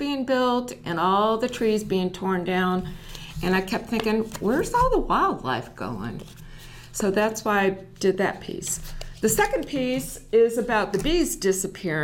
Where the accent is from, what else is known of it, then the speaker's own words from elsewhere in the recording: New York, United States; now in Texas, United States; I was raised in New York and I moved all over, but now I'm here in Texas